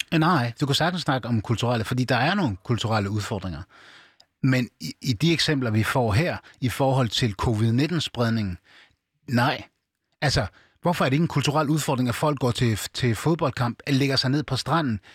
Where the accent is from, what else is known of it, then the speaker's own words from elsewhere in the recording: Aarhus, Central Denmark Region, Denmark; jeg er født og opvokset i, i Danmark. Jeg er opvokset i Gellerparken.